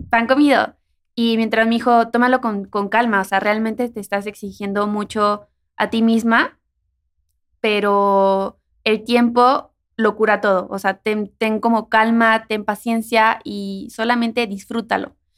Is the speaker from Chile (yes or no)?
no; Mexico; de donde yo soy, cuando llueve, se abre una boca del río